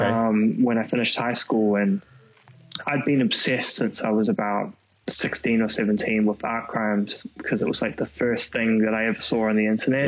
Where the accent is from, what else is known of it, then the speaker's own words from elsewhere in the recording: Auckland, New Zealand; I came from New Zealand